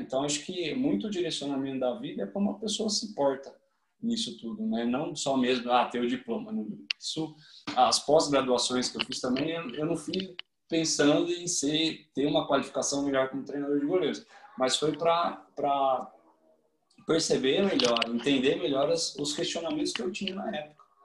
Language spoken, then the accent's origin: Portuguese; Campinas, São Paulo, Brazil; moved away as an adult; now in Switzerland; eu sou de Campinas, São Paulo